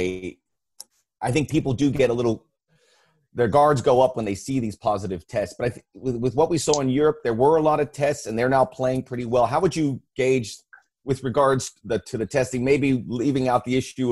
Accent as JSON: {"language": "English", "town": "Miami", "region": "Florida", "country": "United States", "tie": "born or raised there", "also_born_or_lived": "Tallahassee", "said": "that's where I grew up in Miami."}